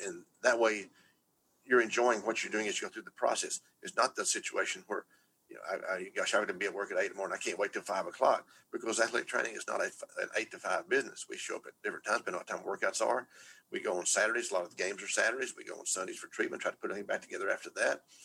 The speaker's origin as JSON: {"language": "English", "region": "Texas", "country": "United States", "said": "I'm from Texas"}